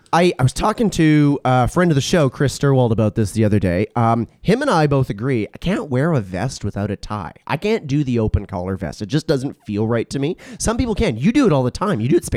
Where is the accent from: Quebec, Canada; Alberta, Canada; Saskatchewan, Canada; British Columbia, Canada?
Alberta, Canada; you like me, growing up in Alberta